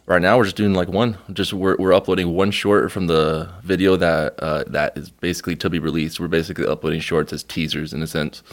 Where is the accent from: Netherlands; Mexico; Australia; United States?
Mexico; moved away; We're going to Mexico, uh, very, very soon to my hometown